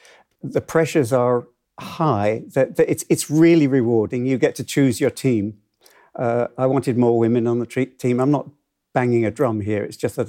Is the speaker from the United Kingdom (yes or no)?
yes; Hull, Yorkshire and the Humber, United Kingdom; I've loved dance from when I was in Hull, when I was growing up in Hull, and I used to go to the Locarno. I lost my accent somewhere in the last 60 years.